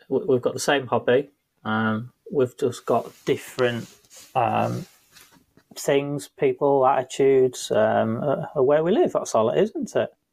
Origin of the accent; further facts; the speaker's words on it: Liverpool, North West England, United Kingdom; Fellow scousers